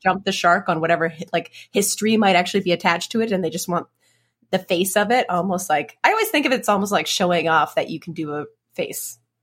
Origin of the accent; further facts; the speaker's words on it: Edmonton, Alberta, Canada; moved away; Edmonton, my hometown